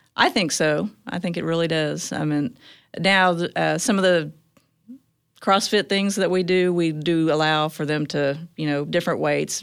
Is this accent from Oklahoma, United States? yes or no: yes; Choctaw, Oklahoma, United States; now in Tulsa, United States; I grew up in Choctaw, Oklahoma, which is east of Oklahoma City